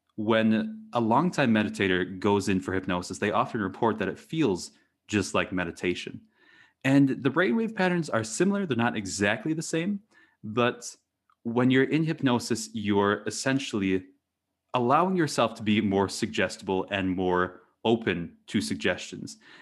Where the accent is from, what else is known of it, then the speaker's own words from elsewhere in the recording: Eau Claire, Wisconsin, United States; moved away as an adult; also born or lived in Maine / New Hampshire; I grew up in, um, Eau Claire, Wisconsin.